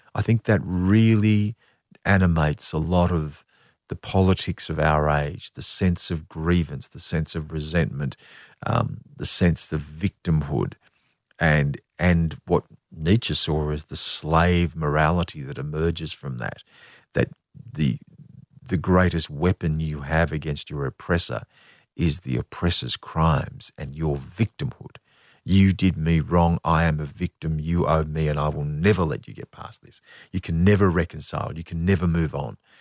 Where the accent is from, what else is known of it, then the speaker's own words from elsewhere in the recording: Australia; what it was to be an Australian